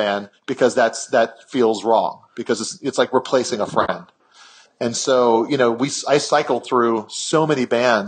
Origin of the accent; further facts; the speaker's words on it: Kailua, Hawaii, United States; moved away; my town in Kailua